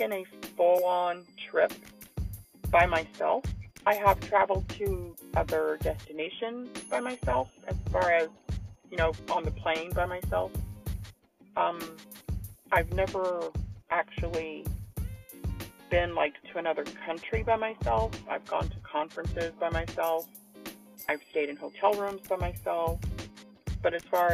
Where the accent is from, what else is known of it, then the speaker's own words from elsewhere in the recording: San Antonio, Texas, United States; my hometown, San Antonio